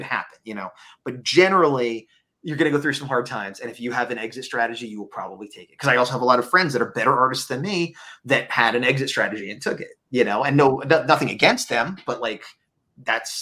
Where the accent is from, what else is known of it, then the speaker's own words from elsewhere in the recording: East Coast, United States; moved away; I'm from the East Coast originally